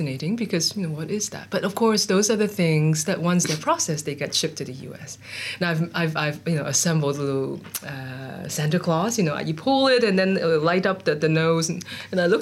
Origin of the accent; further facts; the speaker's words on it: Hong Kong; I grew up in Hong Kong in the 70s and 80s.